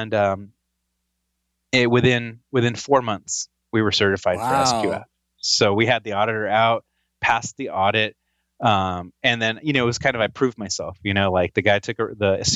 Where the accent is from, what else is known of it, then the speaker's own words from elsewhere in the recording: Fresno, California, United States; I grew up in Fresno, California.